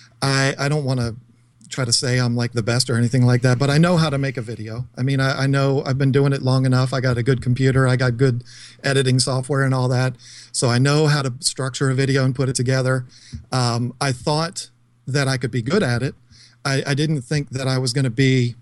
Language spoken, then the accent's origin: English; King George, Virginia, United States; I'm from King George, Virginia